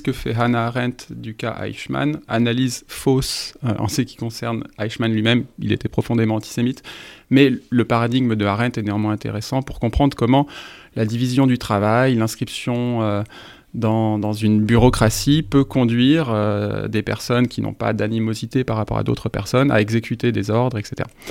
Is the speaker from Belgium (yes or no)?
no; France; en tant que Français